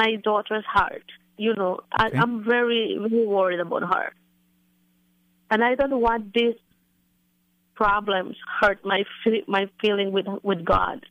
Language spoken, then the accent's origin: English; Belize; moved away as an adult; now in Maryland, United States; I'm from Belize, Caribbean. But I working here for 12 years in Maryland